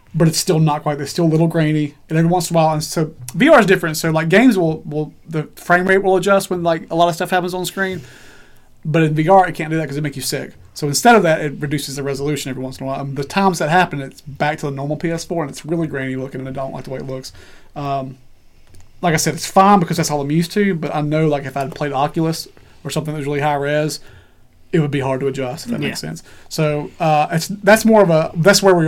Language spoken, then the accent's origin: English; Alabama, United States; I live in the middle of Alabama, towards the bottom